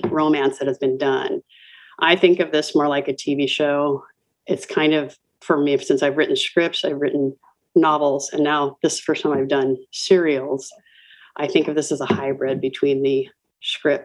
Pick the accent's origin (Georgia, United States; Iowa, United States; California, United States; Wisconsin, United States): California, United States; Los Angeles; I grew up near Hollywood. I grew up in a town called Atwater